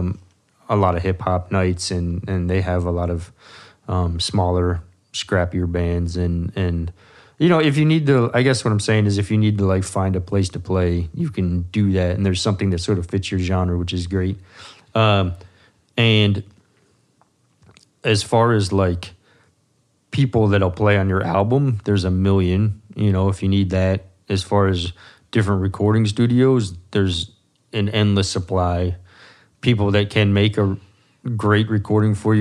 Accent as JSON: {"language": "English", "region": "New Jersey", "country": "United States", "moved": "as an adult", "lives_now": "Athens, United States", "said": "I'm from New Jersey"}